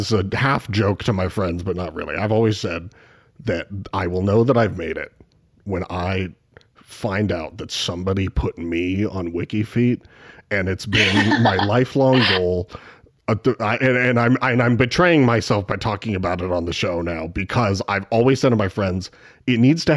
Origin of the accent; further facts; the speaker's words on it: Spokane, Washington, United States; I am from Spokane, unfortunately the boring side of Washington, but I am from Washington